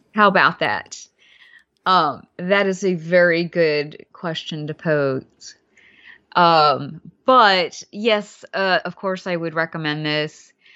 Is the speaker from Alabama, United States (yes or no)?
yes; Alabama, United States; also born or lived in Louisiana; I grew up in Alabama, but I spent a lot of time in Louisiana, too.